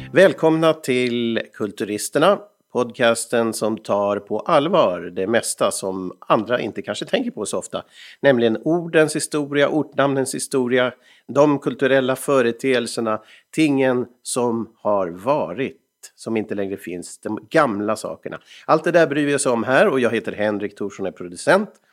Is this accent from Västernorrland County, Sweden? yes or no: no; Stockholm, Stockholm County, Sweden; moved away; also born or lived in Finland; Jag är ju född på Sabbatsbergs sjukhus i Stockholm